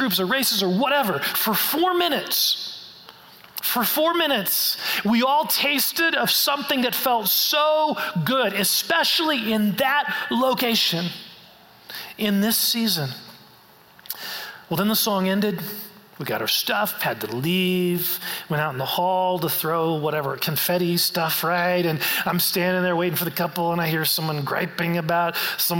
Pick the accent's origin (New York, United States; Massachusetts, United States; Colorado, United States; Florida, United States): Colorado, United States; we're from Colorado